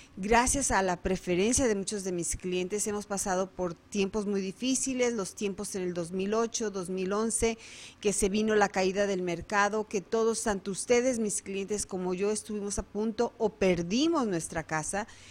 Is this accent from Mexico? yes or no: yes; Guadalajara, Jalisco, Mexico; moved away as an adult; now in Arizona, United States; Soy nacida en Guadalajara, Jalisco